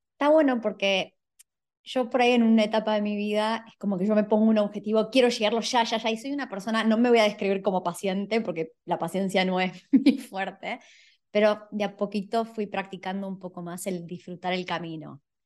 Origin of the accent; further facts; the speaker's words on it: Buenos Aires, Argentina; moved away; yo soy de Buenos Aires, no tenía la playa a 200 metros